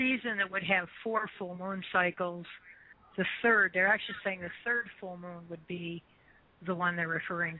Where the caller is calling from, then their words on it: Columbus, Ohio, United States; I'm calling from Columbus, Ohio.